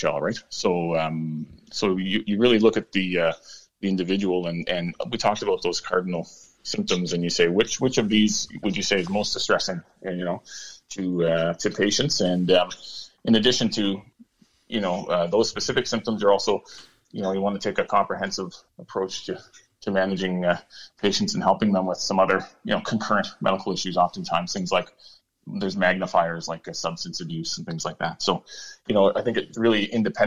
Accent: Toronto, Ontario, Canada; moved away as an adult; now in Petawawa, Canada; I'm from the Greater Toronto area originally

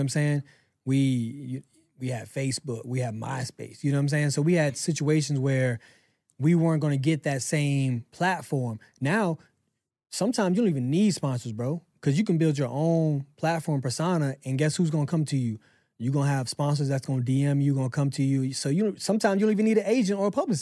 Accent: Pensacola, Florida, United States; moved away; I moved back to my hometown, Pensacola

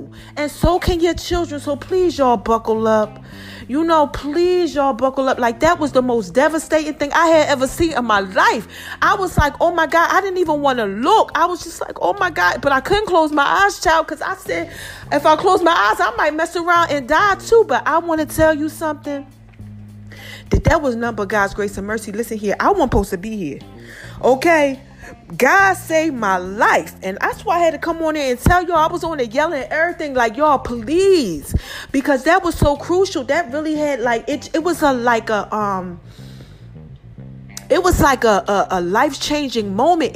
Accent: New Jersey, United States; now in Atlanta, United States; I'm from Jersey. They teach you how to do defensive driving up there.

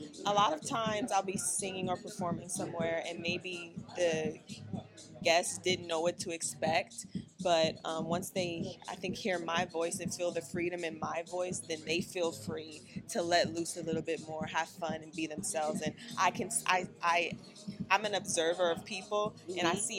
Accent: Lafayette, Louisiana, United States; now in Los Angeles, United States; I'm originally from Lafayette, Louisiana.

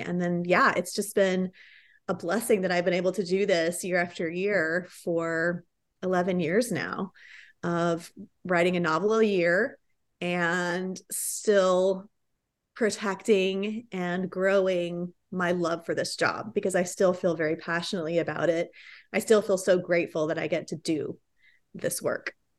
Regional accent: Riverside, California, United States; moved away as an adult; now in Dallas, United States; I'm originally from Southern California. I grew up in the sunny town of Riverside

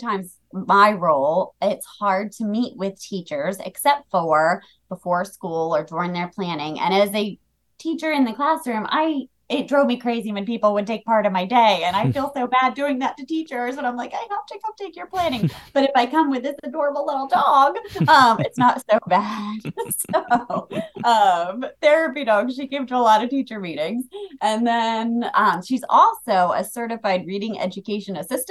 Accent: New Jersey, United States; moved away as an adult; also born or lived in Delaware; I'm originally from South Jersey

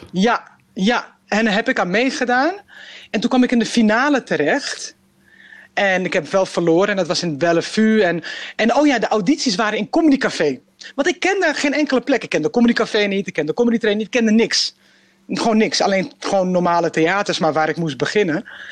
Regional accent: Amsterdam, North Holland, Netherlands; ik ben gewoon een Amsterdammer, weet je, ik ben gewoon een Nederlander.

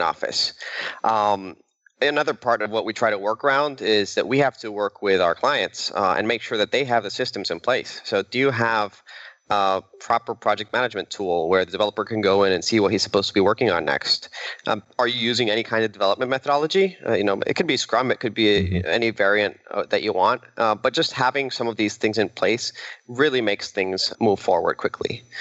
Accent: Venezuela; moved away; I'm originally from Venezuela

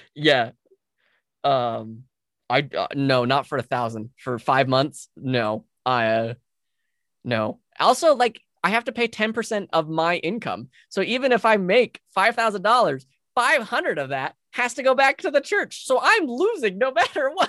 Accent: Utah, United States; also born or lived in California; Utah's where I've lived for most of my life

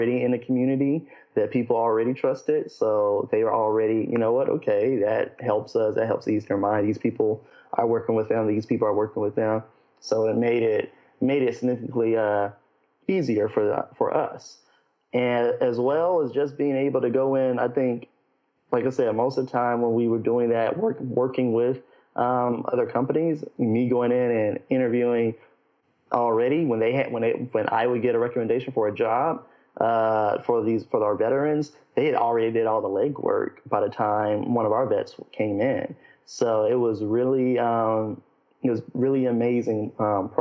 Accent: Memphis, Tennessee, United States; I'm originally from Memphis

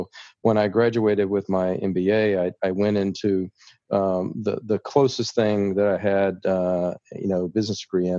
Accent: the South, United States; accent: Southern; now in Philadelphia, United States; we have much different accents in Philadelphia. So I kind of wiped my southern accent away.

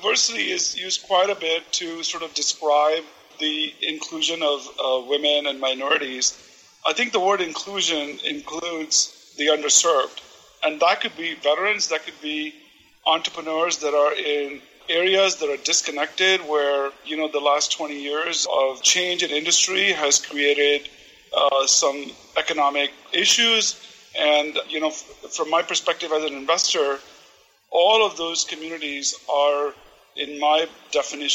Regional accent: India; now in Portland, United States; my background, you know, as an Indian immigrant

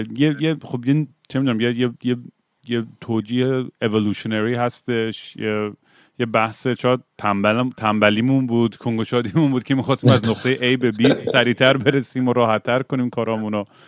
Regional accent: Zanjan, Zanjan Province, Iran; بچه بودیم میرفتیم مراسم و تاسوا تو زنجان

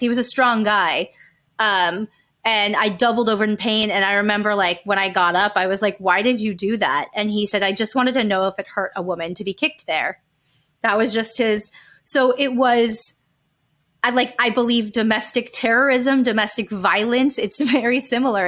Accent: Calabasas, California, United States; We grew up in Calabasas, California, like, land of Car-, the Kardashians.

